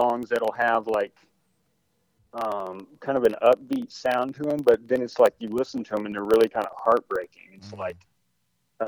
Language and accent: English; East Texas, United States; moved away as an adult; now in Arkansas, United States; I'm from East Texas. So around Longview, Tyler, East Texas